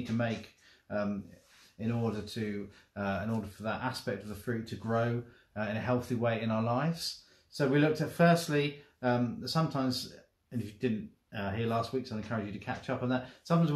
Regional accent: United Kingdom; we're as British people

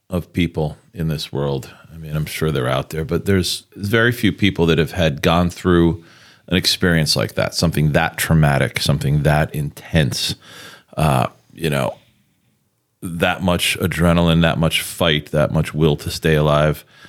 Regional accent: New York City, New York, United States; moved away; also born or lived in Pittsburgh; growing up in New York, in New York City

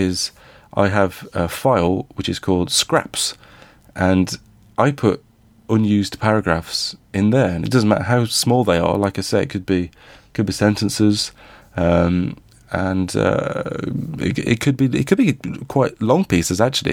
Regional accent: Midlands, United Kingdom; I grew up in the Midlands.

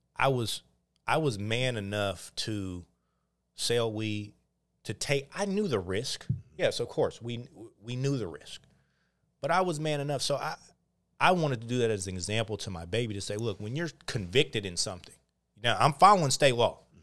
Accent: Oakland, California, United States; also born or lived in Montana; born and raised in Oakland

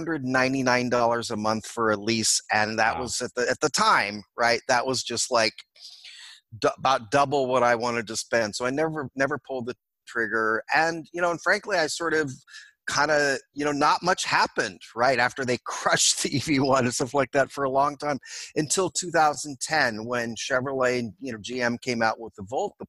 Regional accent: Oakland, California, United States; I was born and raised in Oakland, California

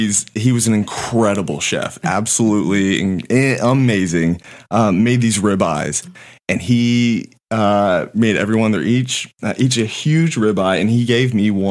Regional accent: Northern Virginia, United States; I'm coming from Northern Virginia, right outside D.C.

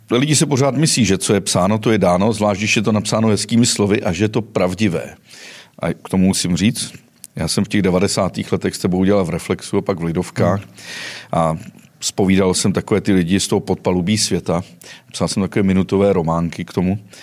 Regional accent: Cheb region, Karlovy Vary Region, Czechia; já jsem samozřejmě z Chebska, většina mých hostů je tady z Chebska

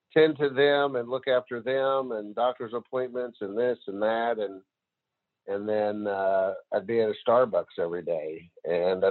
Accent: near Marshall, Northeast Texas, United States; Northeast Texas area, a little town outside of Marshall, doesn't have a stoplight.

